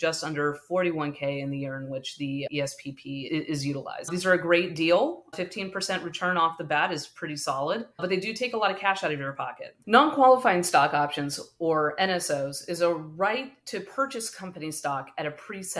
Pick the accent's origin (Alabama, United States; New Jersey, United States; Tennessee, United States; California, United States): California, United States; the Bay Area; I grew up in the Bay Area and have lived here my whole life